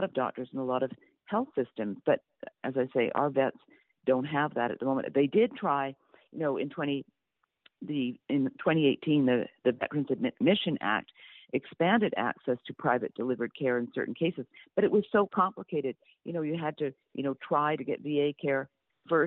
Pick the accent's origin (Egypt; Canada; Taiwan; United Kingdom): Canada; I am Canadian. I grew up under single-payer